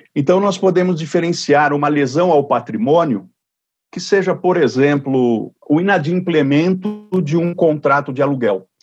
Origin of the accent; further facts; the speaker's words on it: Jaú, São Paulo, Brazil; na cidade de Jaú, que aliás é minha cidade natal